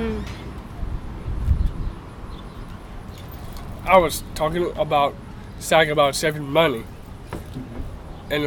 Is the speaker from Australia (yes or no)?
no; North Carolina, United States; born or raised there; also born or lived in Arlington, Virginia